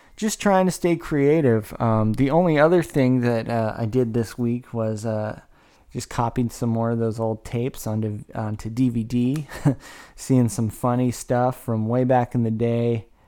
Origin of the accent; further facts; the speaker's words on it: Woodland, California, United States; I grew up in Woodland